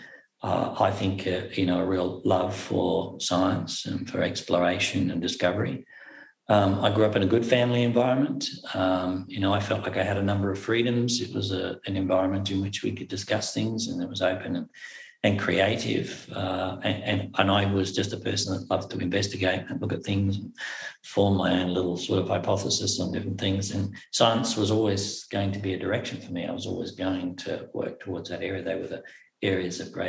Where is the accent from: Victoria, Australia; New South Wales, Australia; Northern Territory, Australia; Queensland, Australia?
Queensland, Australia; Cairns; accent: Australian; moved away as an adult; now in Inverness, United Kingdom; I was born in Cairns, Far North Queensland. I'm born in Cairns. I was raised in Cairns, Far North Queensland.